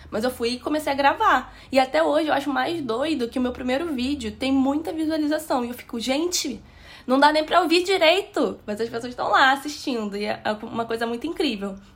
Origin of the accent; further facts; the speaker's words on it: Nova Iguaçu, Rio de Janeiro, Brazil; Eu sou de Nova Iguaçu, na Baixada Fluminense, no estado do Rio de Janeiro, e sou formando em administração